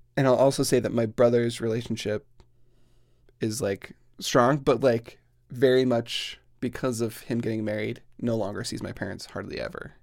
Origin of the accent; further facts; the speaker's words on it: Plain City, Utah, United States; I grew up in Plain City, Utah, which is exactly what it sounds like